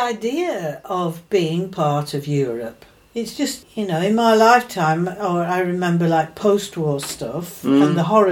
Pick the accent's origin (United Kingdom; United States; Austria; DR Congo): United Kingdom; we are a multicultural little island